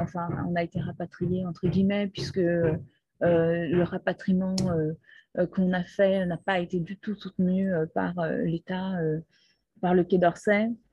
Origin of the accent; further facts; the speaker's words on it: Brazil; moved away; also born or lived in Peru; je suis née au Brésil. Toute mon enfance était au Brésil